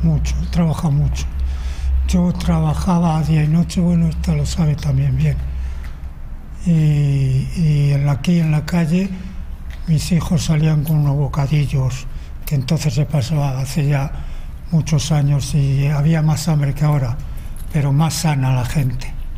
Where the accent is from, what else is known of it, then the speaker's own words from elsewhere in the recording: Madrid, Community of Madrid, Spain; nací en Marqués de Viana